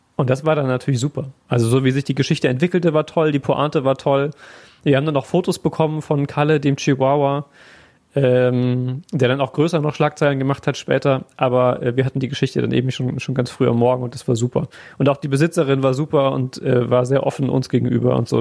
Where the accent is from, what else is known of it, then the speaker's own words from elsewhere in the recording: Siegerland, North Rhine-Westphalia, Germany; now in Essen, Germany; aus dem Siegerland